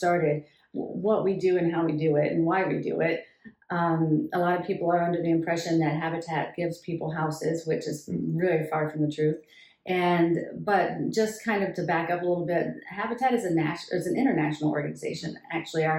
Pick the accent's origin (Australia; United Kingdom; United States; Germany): United States; Tennessee; moved away as an adult; now in Jackson, United States; I grew up in Tennessee